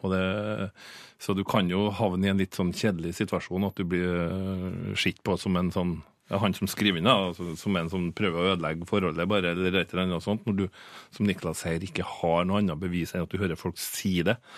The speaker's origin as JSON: {"language": "Norwegian", "area": "Frøya", "region": "Trøndelag", "country": "Norway", "also_born_or_lived": "Bergen", "moved": "yes", "said": "jeg er ikke fra Trondheim, men eh, jeg er fra ei øy som heter Frøya"}